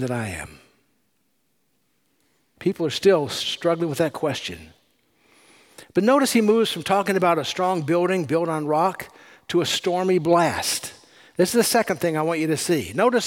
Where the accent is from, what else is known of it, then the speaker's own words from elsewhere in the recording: California, United States; I'm from California.